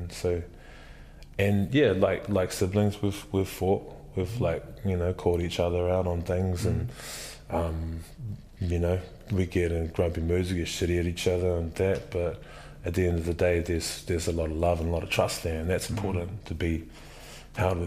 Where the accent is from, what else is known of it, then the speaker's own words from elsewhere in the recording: Dunedin, Otago, New Zealand; now in Wellington, New Zealand; I grew up in Dunedin